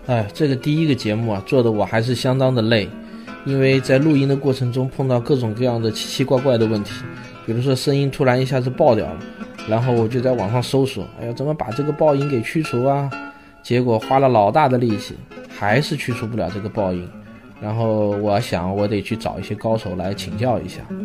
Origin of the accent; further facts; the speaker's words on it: China; 我们中国人